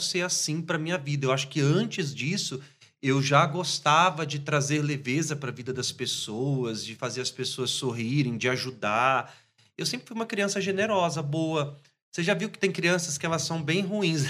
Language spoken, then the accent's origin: Portuguese; Espírito Santo, Brazil; lá na minha terra, no Espírito Santo